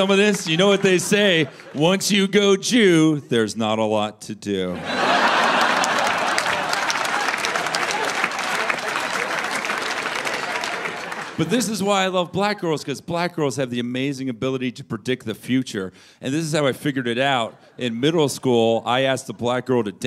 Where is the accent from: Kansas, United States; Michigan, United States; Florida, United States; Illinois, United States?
Florida, United States; moved away; I'm from Florida originally